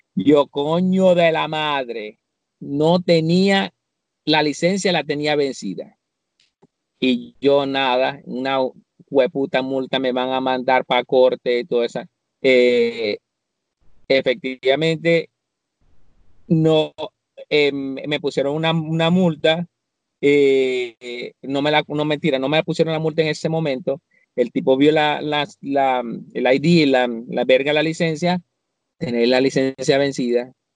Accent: Venezuela; moved away; a nosotros como venezolanos

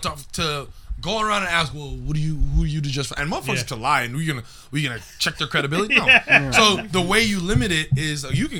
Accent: Montreal, Quebec, Canada; I'm from Montreal, I'm a comic.

